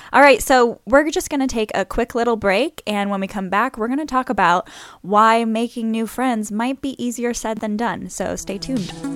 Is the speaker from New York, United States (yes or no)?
no; New Orleans, Louisiana, United States; I'm from New Orleans